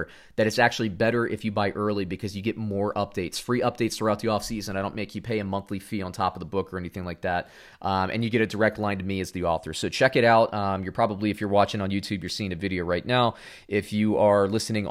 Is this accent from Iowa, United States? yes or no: no; Orlando, Florida, United States; us growing up in Orlando